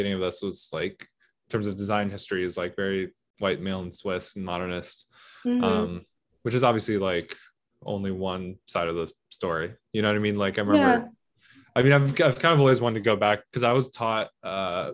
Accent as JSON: {"language": "English", "country": "United States", "tie": "born or raised there", "said": "I'm an American. Like I'm born mm-hmm. and raised here"}